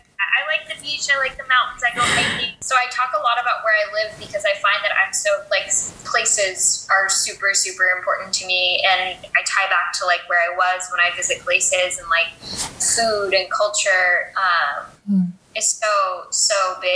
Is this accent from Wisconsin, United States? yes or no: no; Virginia, United States; also born or lived in Japan; So I was born in Japan, moved every 3 years throughout my life and up until high school. And then in high school, we planted roots in Virginia. And so went to high school in Virginia, went to college in Virginia